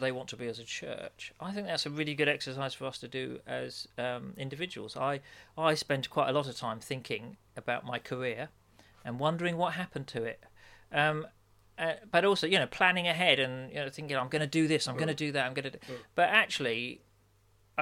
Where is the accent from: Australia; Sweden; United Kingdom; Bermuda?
United Kingdom; being British